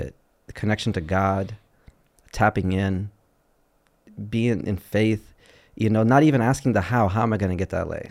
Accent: Chicago, Illinois, United States; growing up in Chicago

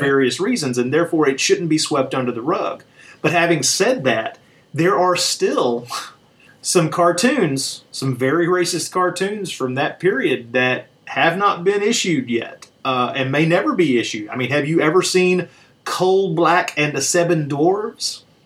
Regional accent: Tennessee, United States; also born or lived in Alabama; I was born in Alabama, raised in Tennessee

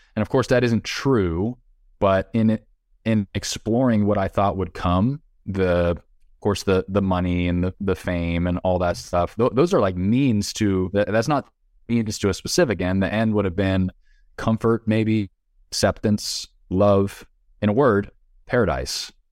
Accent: United States; I'm an American.

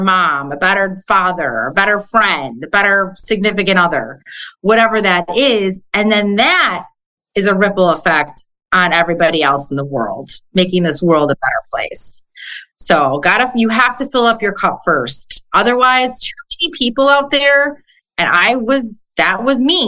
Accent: Chicago, Illinois, United States; moved away as an adult; also born or lived in Jersey Shore; now in Pittsburgh, United States; I'm originally from Chicago

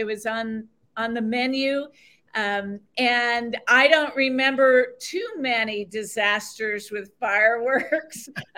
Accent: Washington, District of Columbia, United States; also born or lived in Arlington, Virginia; My favorite memory is I grew up in Washington, D.C. My dad worked at the Pentagon and he was an Air Force fighter pilot. And we lived in Arlington, Virginia

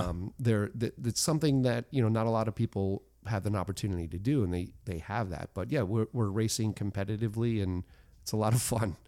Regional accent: United States; I'm an American

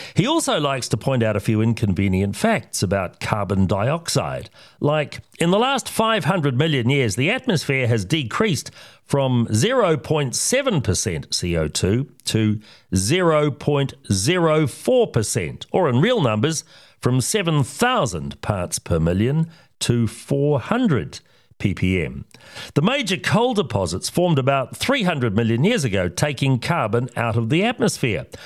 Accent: Oamaru, Otago, New Zealand; my hometown of Omaru

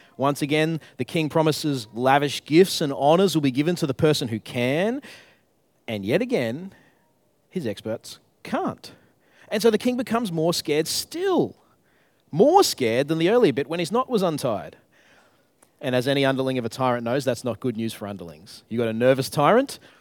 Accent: Queensland, Australia; moved away as an adult; now in Tasmania, Australia; I grew up in Queensland

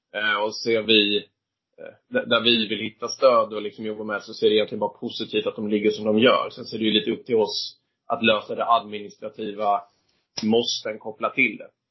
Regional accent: Viken, Skåne, Sweden; moved away as an adult; now in Stockholm, Sweden; uppväxt är jag i, uh, utanför Höganäs, uh, kommer från Viken från början

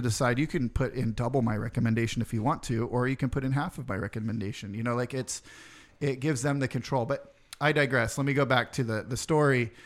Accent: Roseville, California, United States; also born or lived in Santa Rosa; now in Sacramento, United States; Roseville is what I consider my hometown

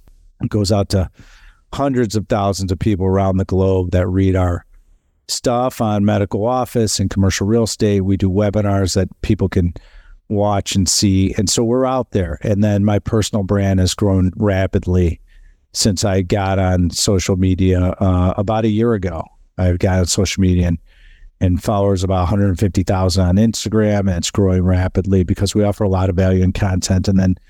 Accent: Chicago, Illinois, United States; now in California, United States; We are headquartered in Chicago. You probably hear my accent. Yeah. That's where our headquarters are. That's where I'm from. I moved to California about 3 years ago.

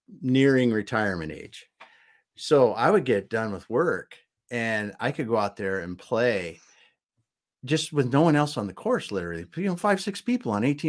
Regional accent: South Dakota, United States; moved away; I grew up in South Dakota

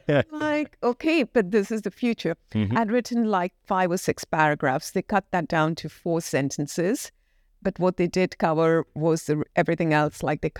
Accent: Kuwait; moved away as an adult; now in United Kingdom; And I moved from Kuwait. I was born and brought up in Kuwait in the Middle East. And then I moved to the UK to study.

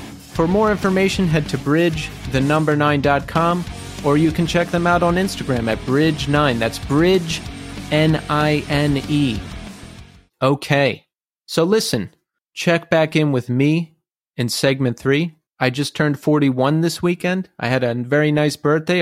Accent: Philadelphia, Pennsylvania, United States; now in New York City, United States; I grew up in the Philadelphia area and then moved to New York City

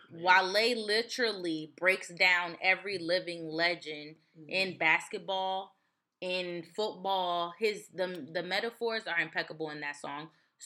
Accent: East Orange, New Jersey, United States; also born or lived in Piscataway, New Jersey; East Orange.

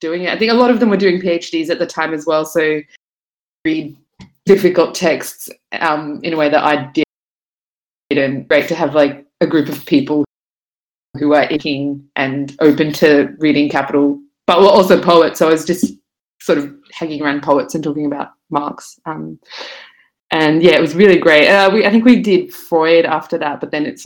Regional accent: Brisbane, Queensland, Australia; moved away as an adult; also born or lived in Sydney; now in Melbourne, Australia; I grew up in Brisbane, moved in my early 20s

